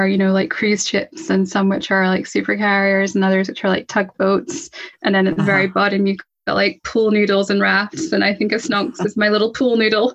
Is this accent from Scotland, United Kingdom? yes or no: yes; Scotland, United Kingdom; I'm from Scotland. I'm in Scotland.